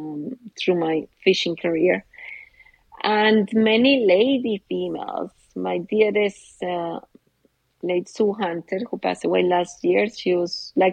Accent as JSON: {"language": "English", "country": "Colombia", "tie": "born there", "second_language": "English", "moved": "yes", "said": "Yes, I was born in Colombia"}